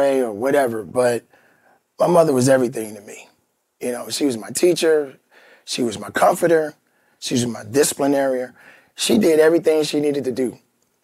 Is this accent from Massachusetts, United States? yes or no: no; Chicago, Illinois, United States; I'm from Chicago